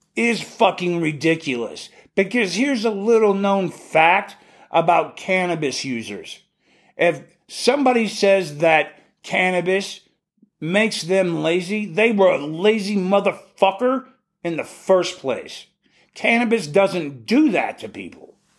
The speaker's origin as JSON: {"language": "English", "region": "Alaska", "country": "United States", "tie": "born or raised there", "said": "we grew up calling them in Alaska"}